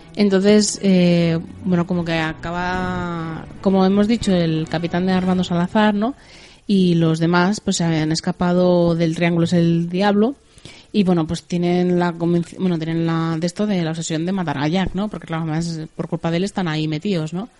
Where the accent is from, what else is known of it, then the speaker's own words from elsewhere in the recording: Spain; aquí de España